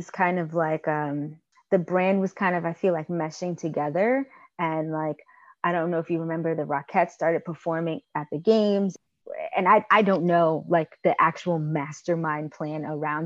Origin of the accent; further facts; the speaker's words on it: Long Island, New York, United States; I'm from Long Island